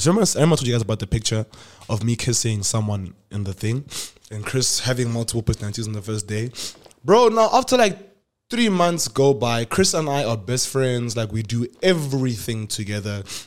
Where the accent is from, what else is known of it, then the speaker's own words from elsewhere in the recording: Polokwane, Limpopo, South Africa; moved away as an adult; I'm from Polokwane